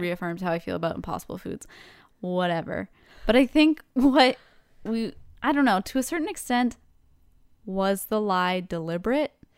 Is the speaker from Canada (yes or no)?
yes; Canada; we're Canadian